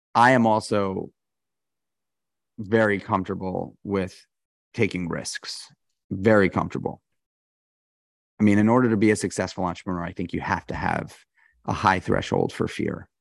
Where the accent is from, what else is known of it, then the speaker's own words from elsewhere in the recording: New York City, New York, United States; I grew up in New York City.